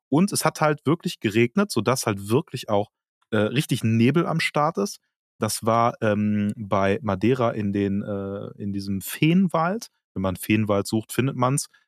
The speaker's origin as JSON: {"language": "German", "town": "Cologne", "region": "North Rhine-Westphalia", "country": "Germany", "said": "als Kölner"}